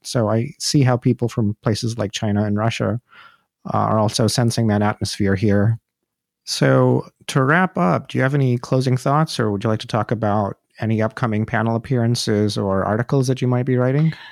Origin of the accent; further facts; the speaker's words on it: India; moved away as an adult; now in United States; I'm from India myself, and I left India